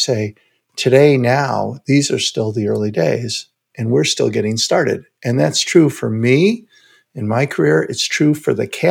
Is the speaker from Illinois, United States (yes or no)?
yes; Chicago, Illinois, United States; I grew up in Chicago